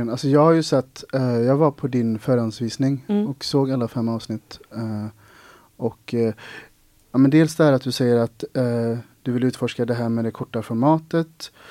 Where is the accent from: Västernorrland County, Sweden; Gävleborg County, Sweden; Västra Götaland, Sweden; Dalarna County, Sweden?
Västra Götaland, Sweden; Ulricehamn; now in Gothenburg, Sweden; inte för att jag fick en chock när jag flyttade till eh, Göteborg från Ulricehamn, men det var ju ändå en skillnad.